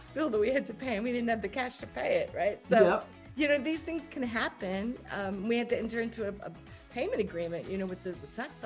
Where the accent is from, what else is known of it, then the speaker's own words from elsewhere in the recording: Hong Kong; I grew up in Hong Kong